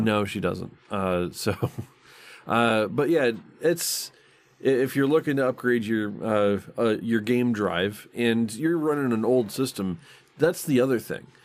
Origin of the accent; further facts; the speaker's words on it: Michigan, United States; I grew up in Michigan